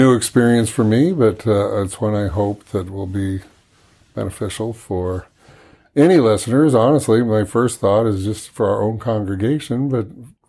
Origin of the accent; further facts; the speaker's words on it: Midwest, United States; now in Norfolk, United States; Spent most of my life in the Midwest growing up, but I've lived all over the country.